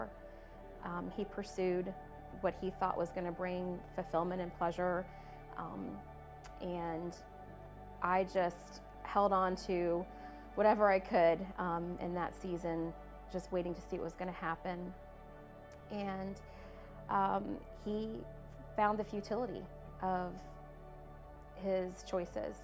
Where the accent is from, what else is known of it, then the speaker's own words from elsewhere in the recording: Newport News, Virginia, United States; Grew up here in Newport News